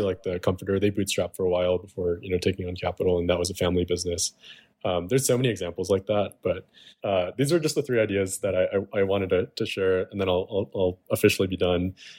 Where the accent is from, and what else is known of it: Chicago, Illinois, United States; born or raised there